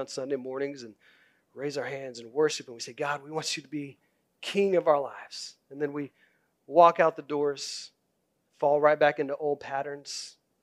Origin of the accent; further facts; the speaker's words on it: Oklahoma, United States; I grew up in Oklahoma